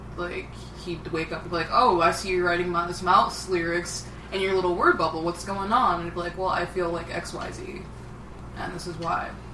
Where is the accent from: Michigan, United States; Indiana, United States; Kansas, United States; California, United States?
Michigan, United States; Detroit; also born or lived in Arizona; I'm from Detroit.